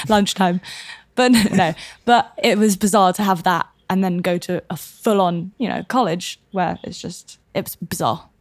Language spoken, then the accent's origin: English; London, United Kingdom; moved away; also born or lived in south of France; Born and raised in London.